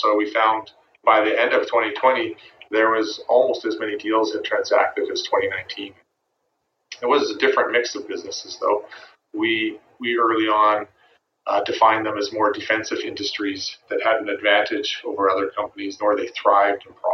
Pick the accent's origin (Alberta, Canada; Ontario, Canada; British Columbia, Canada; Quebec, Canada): British Columbia, Canada; Vancouver; born or raised there